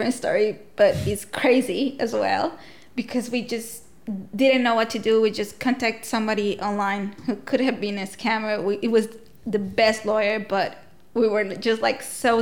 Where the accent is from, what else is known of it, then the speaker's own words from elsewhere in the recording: Honduras; moved away as an adult; now in Tasmania, Australia; I come from Honduras